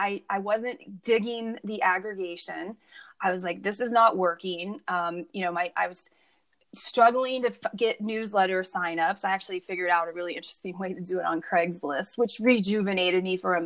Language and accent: English; Midwest, United States; I grew up in the Midwest